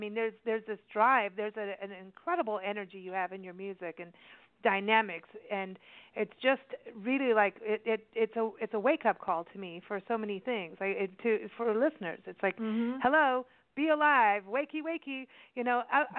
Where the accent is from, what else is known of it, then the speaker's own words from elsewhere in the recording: Kenya; also born or lived in South Africa; and I grew up in Kenya as a kid in South Africa